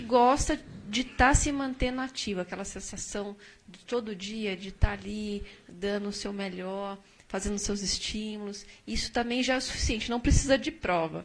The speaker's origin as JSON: {"language": "Portuguese", "country": "Brazil"}